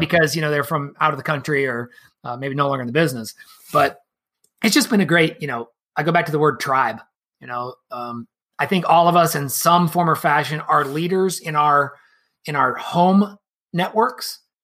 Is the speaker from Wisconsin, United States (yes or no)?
no; Columbus, Ohio, United States; also born or lived in Brooksville, Florida / Cleveland, Ohio; moved back to Columbus, where I'm from